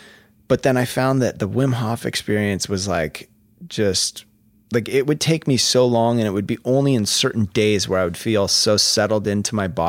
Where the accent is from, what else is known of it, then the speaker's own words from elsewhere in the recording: Vashon, Washington, United States; also born or lived in Bellevue, United States; And then I moved when I was in middle school, I moved from Vashon to Bellevue, which was like going to the city, you know?